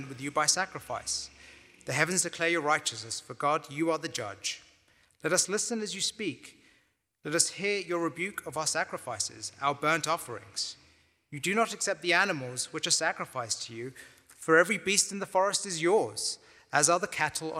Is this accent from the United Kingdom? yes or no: yes; London, United Kingdom; moved away as an adult; also born or lived in Cambridge, England; now in Waco, United States; I was born and raised in London, England. So I call Northeast London my hometown.